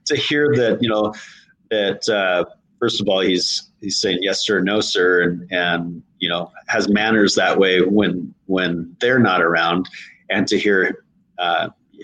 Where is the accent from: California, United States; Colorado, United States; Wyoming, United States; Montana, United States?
Montana, United States; now in Tennessee, United States; I'm from Montana